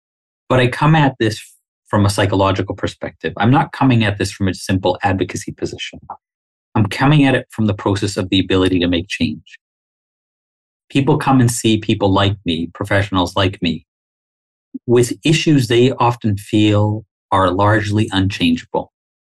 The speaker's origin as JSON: {"language": "English", "country": "Canada", "said": "Like, I don't know another way of being Canadian than being a Muslim, right?"}